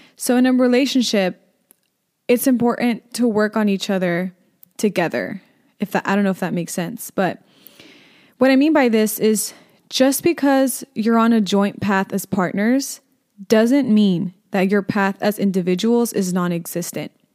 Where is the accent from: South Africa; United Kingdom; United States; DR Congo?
United States; Inland Empire, California; I'm from the Inland Empire